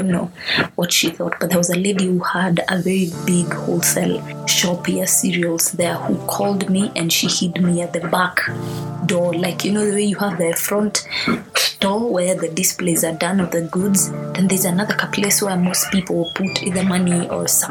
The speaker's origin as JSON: {"language": "English", "country": "Kenya", "said": "I'm a Kenyan"}